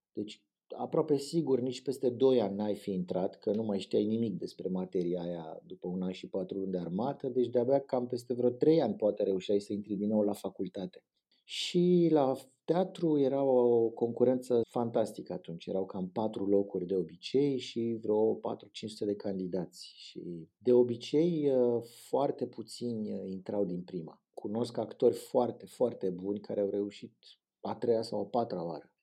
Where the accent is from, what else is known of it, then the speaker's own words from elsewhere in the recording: Bucharest, Romania; m-am născut în Rahova, dar la patru ani ne-am mutat în drumul taberii